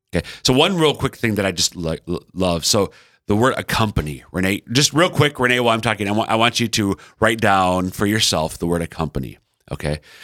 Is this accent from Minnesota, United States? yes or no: yes; Central Minnesota, United States; now in Sioux Falls, United States; I'm from Central Minnesota, but all five of our kids are born and raised in sunny Sioux Falls, South Dakota.